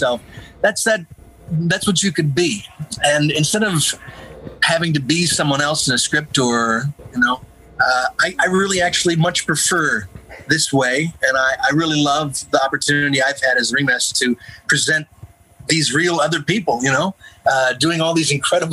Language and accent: English; Northern New Jersey, United States; I grew up in New Jersey, Northern New Jersey, right outside of Manhattan